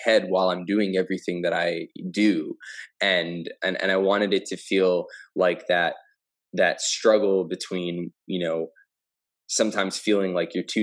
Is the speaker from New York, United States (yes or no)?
no; New Jersey, United States; moved away as an adult; now in Los Angeles, United States; I grew up in Jersey.